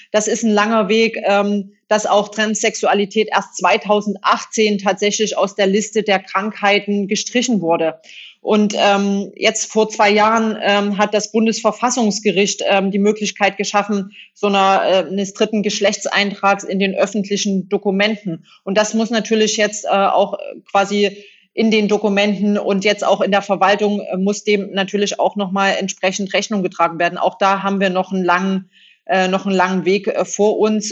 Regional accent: Saxony, Germany; accent: Saxon; moved away; also born or lived in Hesse / North Rhine-Westphalia; dass ich äh, sächsisch äh, spreche

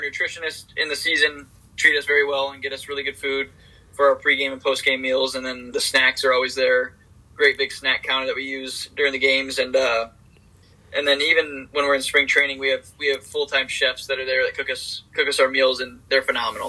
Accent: Michigan, United States; I'm from Michigan

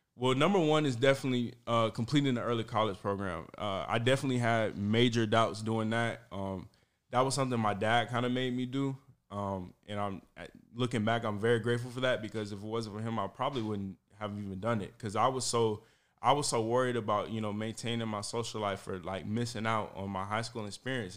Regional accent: St. Petersburg, Florida, United States; also born or lived in Georgia; now in Tampa, United States; born and raised in Saint Petersburg, went to college in Georgia, Mercer University

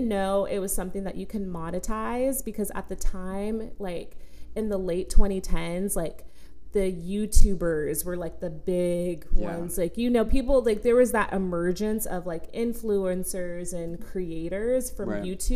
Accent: Tucson, Arizona, United States; moved away; I'm born and raised from Tucson. So okay. I'm from Arizona

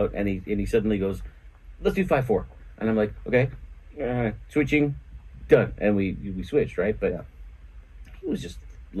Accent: Toronto, Ontario, Canada; being from where I'm from. Canada. Toronto. Toronto, right?

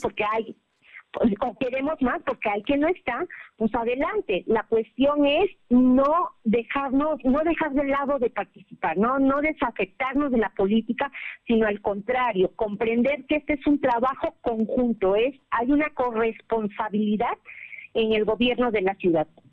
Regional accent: Mexico; somos mexicanos

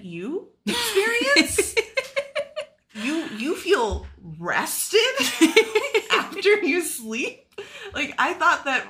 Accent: Texas, United States; I'm from Texas.

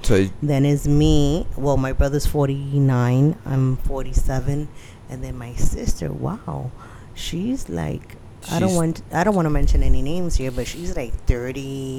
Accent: New York City, New York, United States; The Bronx will be the Bronx. I was born in New York, in New York City, which back then it was Manhattan.

